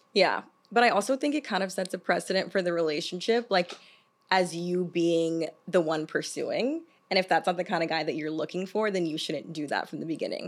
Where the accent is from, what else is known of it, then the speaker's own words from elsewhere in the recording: the South, United States; I'm from the South.